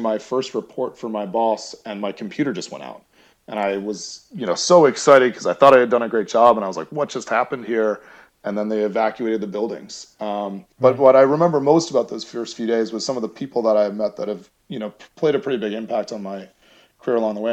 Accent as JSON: {"language": "English", "town": "Chelmsford", "region": "Massachusetts", "country": "United States", "tie": "born or raised there", "said": "I'm originally from outside Boston. I grew up in Chelmsford, Massachusetts"}